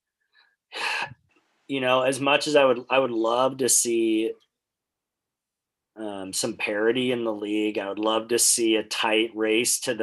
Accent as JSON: {"language": "English", "country": "United States", "said": "as an American"}